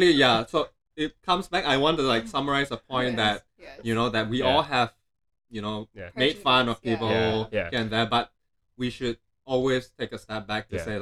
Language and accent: English; Malaysia; I'm from Malaysia, I come from a multicultural background, right?